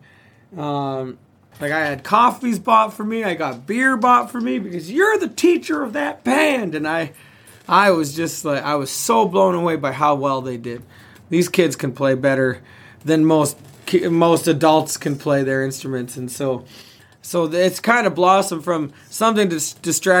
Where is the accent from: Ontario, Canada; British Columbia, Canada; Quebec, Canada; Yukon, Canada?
Yukon, Canada; I'm from the Yukon.